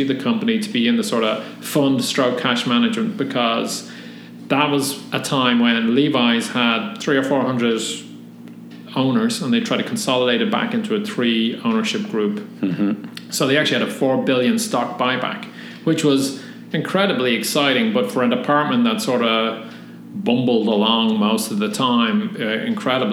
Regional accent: Dublin, Leinster, Ireland; moved away as an adult; now in California, United States; I'm from Tallaght, which is a suburb of Dublin on the southwest side. Not a nice suburb of Dublin, but not horrible. Grew up pretty Irish

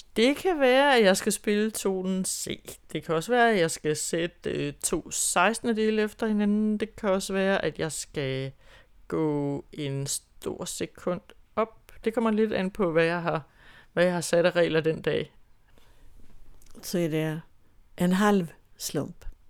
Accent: Grenå, Central Denmark Region, Denmark; moved away as an adult; also born or lived in Holstebro; Jeg boede ude på landet uden for Grenå, hvor jeg kommer fra

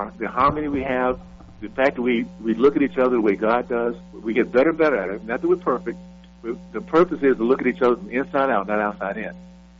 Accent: Columbus, Ohio, United States; born there; people need to understand why I was born in Columbus, because it gives you an idea of how far our country's come.

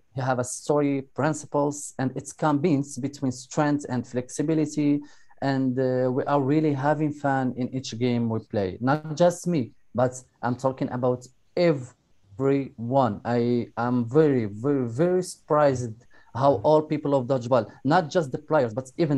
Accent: Morocco; I'm from Morocco.

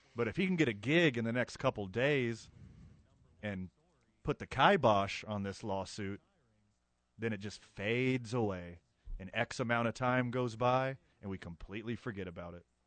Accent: Carlsbad, New Mexico, United States; for my hometown, where I graduated high school, Carlsbad, New Mexico

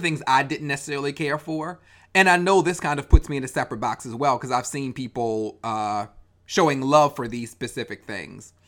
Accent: Baltimore, Maryland, United States; that being my hometown

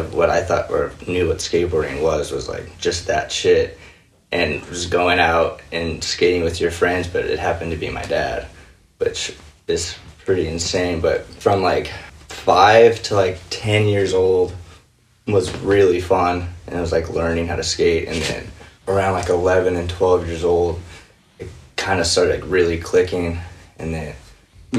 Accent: Covina, California, United States; I grew up in Covina, California

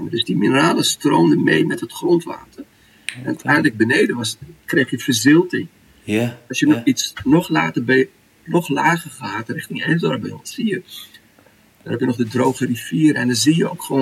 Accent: Saudi Arabia; bij ons in Saudi heb je het water wat nog uit de bronnen komt of uit de waterputten is een beetje.

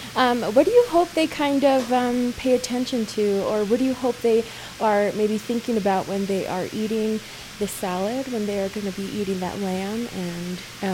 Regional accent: Crownpoint, New Mexico, United States; Crown Point. That's my hometown on the Navajo Nation.

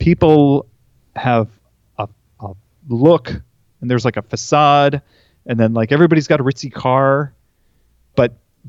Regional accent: Napa, California, United States; Yeah, I was born in Napa, actually. And we lived in Northern California, or Northern, right, California for most of my life. And then we relocated to Orange County when I was a sophomore in high school.

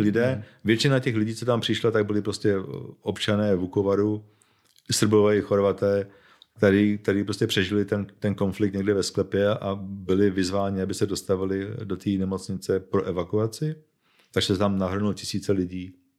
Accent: Bohemia, Czechia; já jsem Čech, narodil jsem se v Čechách

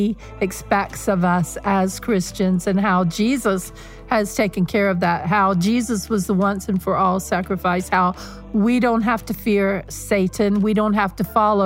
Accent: North Carolina, United States; moved away as an adult; also born or lived in Zambia / Mozambique; I was Tar Heel born and bred in North Carolina. Never left the state really until I was 18 years old

